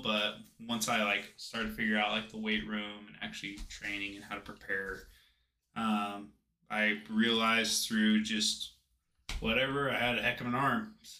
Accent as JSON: {"language": "English", "town": "Washougal", "region": "Washington", "country": "United States", "tie": "born or raised there", "said": "I hail from Washougal, Washington. I got a family of four, three younger siblings, and pretty much just grew up farming on a small ranch and hunting and fishing and playing a lot of sports."}